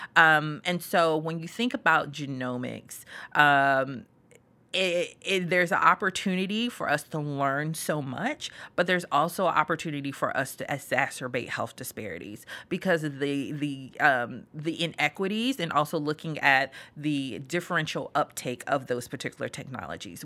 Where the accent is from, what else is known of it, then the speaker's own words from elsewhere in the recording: Greensboro, North Carolina, United States; moved away; I'm originally from Greensboro, North Carolina, born and raised